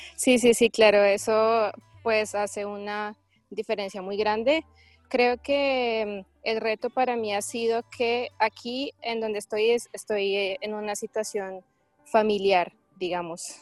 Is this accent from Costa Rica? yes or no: no; Colombia; moved away; la situación en mi país